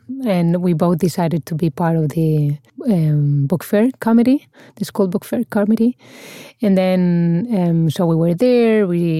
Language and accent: English; Spain; English is a second language